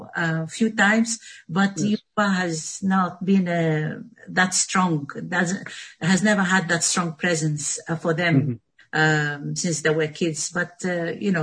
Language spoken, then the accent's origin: English; Tunisia; English is a second language; now in London, United Kingdom; I come from Tunisia